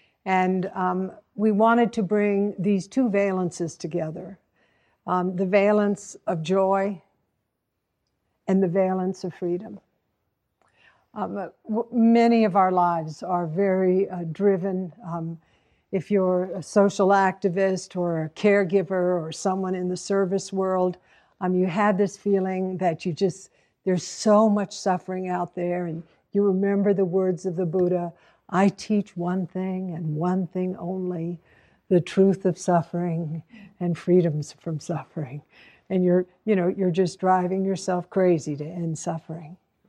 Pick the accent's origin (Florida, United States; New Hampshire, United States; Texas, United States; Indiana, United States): New Hampshire, United States; Hanover; born there; So I was born in 1942 in Mary Hitchcock Hospital in Hanover, New Hampshire.